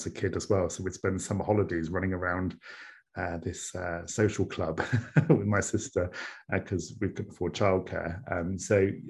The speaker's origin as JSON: {"language": "English", "town": "Corby", "region": "East Midlands", "country": "United Kingdom", "tie": "born or raised there", "also_born_or_lived": "Plymouth / Exeter", "moved": "as an adult", "said": "I grew up in Corby in Northamptonshire"}